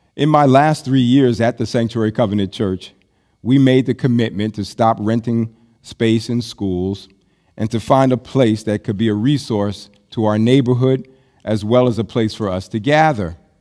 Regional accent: United States

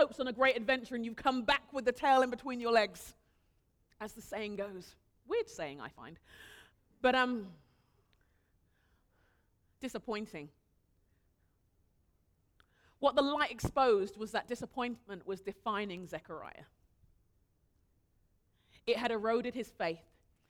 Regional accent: Nigeria; I'm really respectful of my elders. I'm Nigerian. It's what we do.

